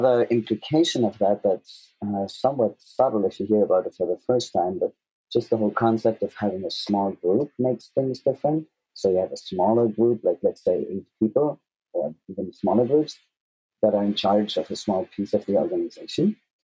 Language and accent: English; Germany; I grew up in Germany